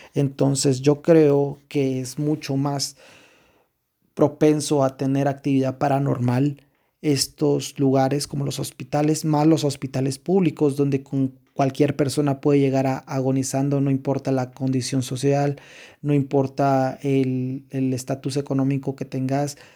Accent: Quetzaltenango, Guatemala; nosotros somos de Shela, Quetzaltenango, Guatemala

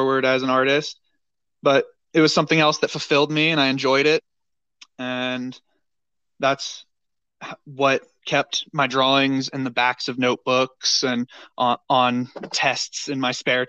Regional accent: North Carolina, United States; moved away as an adult; also born or lived in Denver, Colorado; I grew up in North Carolina

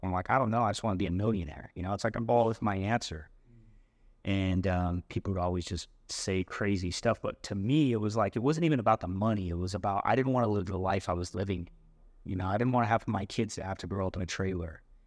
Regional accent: West Valley / St. George, Utah, United States; also born or lived in Idaho; we moved from West Valley down to St. George when I was about twelve

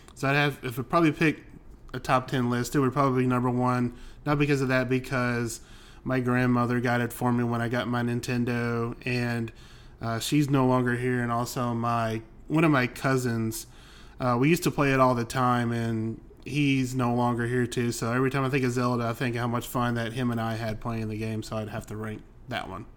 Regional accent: Alabama, United States; also born or lived in Cleveland area, Ohio; now in Cleveland, United States; I grew up in the South. I grew up in Alabama.

